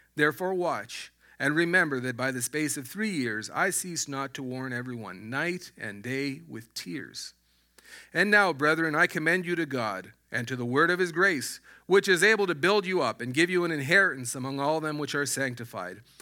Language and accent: English; Alberta, Canada; moved away as an adult; I was born in, in Alberta. I was raised in Alberta